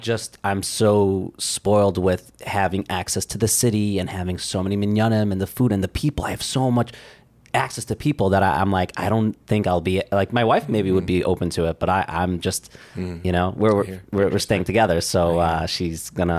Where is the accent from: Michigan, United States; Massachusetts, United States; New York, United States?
New York, United States; Flatbush; now in Far Rockaway, United States; Like I'm from Flatbush, and now I'm living in Far Rockaway, so I feel like I moved out of town.